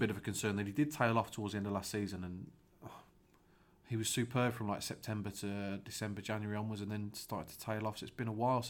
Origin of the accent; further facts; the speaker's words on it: England, United Kingdom; also born or lived in United States; I'm English, but I was in the US on a football scholarship for 4 years.